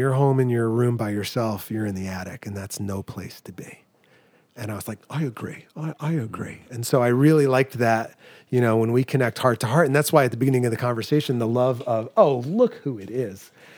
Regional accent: New England, United States; Because I grew up in New England, so like two-story colonial with an attic.

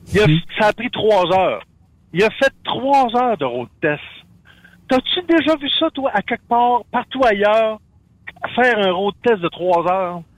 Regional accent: Quebec, Canada; avec mon accent, puis les quittes ils ont bien vu que j'étais pas pas, pas un Américain, que j'étais un Québécois

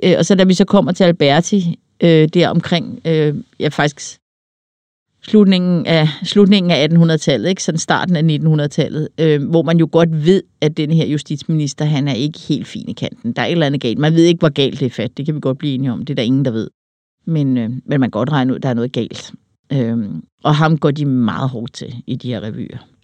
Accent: Denmark; hvem vi er som danskere

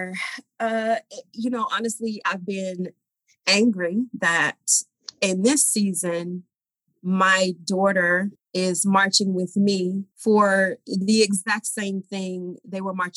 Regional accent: Georgia, United States; moved away as an adult; also born or lived in Oklahoma; now in New York, United States; I'm originally from Georgia. I lived in a town outside of Atlanta, Georgia

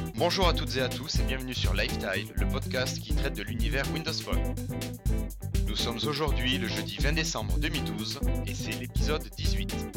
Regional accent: France; chez nous en France

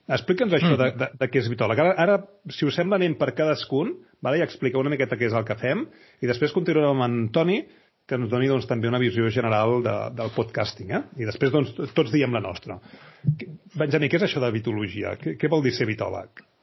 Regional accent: Badalona, Catalonia, Spain; jo sóc de Badalona

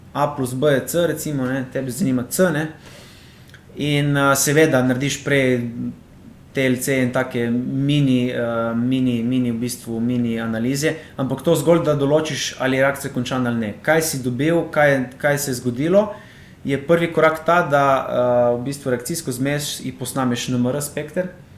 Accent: Slovenia; jaz sem iz Izraela doma, to je v bistvu morski kraj, živim 5 metrov od morja

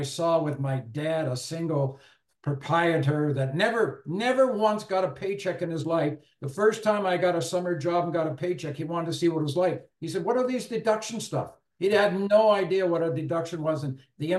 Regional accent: Owen Sound, Ontario, Canada; also born or lived in Guelph; growing up in Owen Sound, small town

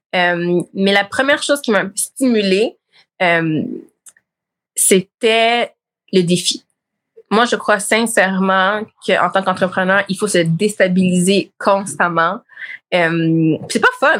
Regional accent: Montreal, Quebec, Canada; also born or lived in Laval, Quebec / Blainville, Quebec; je suis née à Montréal-Nord

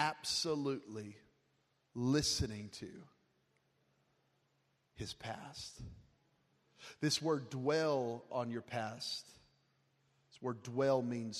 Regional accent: Las Vegas, Nevada, United States; I'm from Vegas, forgive me.

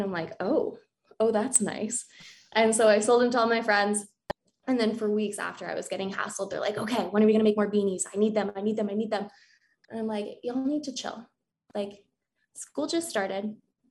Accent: Crested Butte, Colorado, United States; I was born and raised in Crested Butte

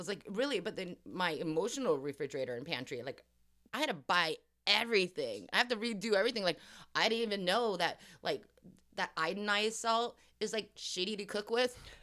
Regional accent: Los Angeles, California, United States; accent: Valley girl; I grew up in Hollywood and then the Valley, and I'm very proud to say I'm still a Valley girl

